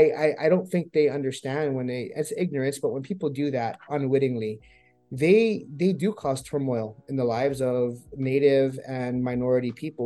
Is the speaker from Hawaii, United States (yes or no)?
yes; Hawaii, United States; Now, as a Hawaiian now, I think that just remember historiography, just like our language and remember along with our language and our history being blotted out